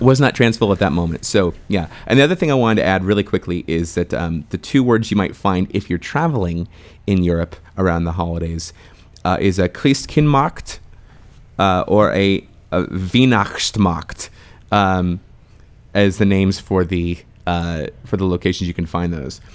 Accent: United States

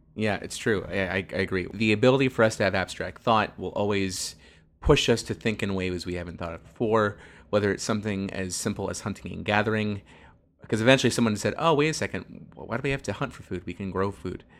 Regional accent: Northern California, United States; we are from Northern California

